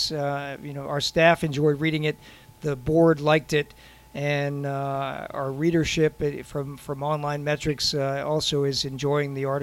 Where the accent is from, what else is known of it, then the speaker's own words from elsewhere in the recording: Fort Wayne, Indiana, United States; I'm from Fort Wayne, Indiana, and I just enjoy research and hanging around the Naval Institute.